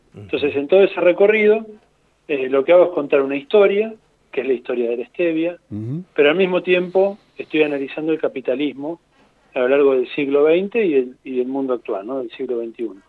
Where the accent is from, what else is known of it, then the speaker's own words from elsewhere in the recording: Argentina; somos países vecinos del Paraguay